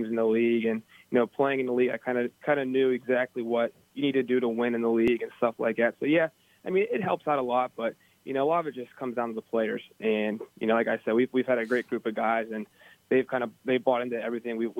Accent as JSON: {"language": "English", "town": "Pittsburgh", "region": "Pennsylvania", "country": "United States", "said": "I'm pretty much from the Pittsburgh area"}